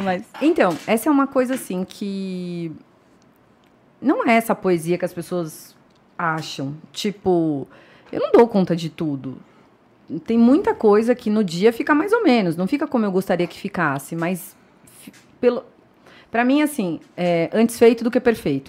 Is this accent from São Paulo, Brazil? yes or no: yes; São Paulo, Brazil; moved away as an adult; now in Indaiatuba, Brazil; Eu sou paulista paulistana, nascida e criada em São Paulo